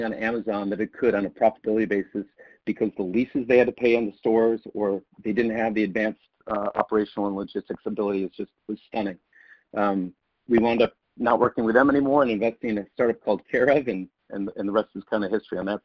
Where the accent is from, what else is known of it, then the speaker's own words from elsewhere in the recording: Syracuse, New York, United States; I grew up in the 70s as an Irish Catholic up in Syracuse, New York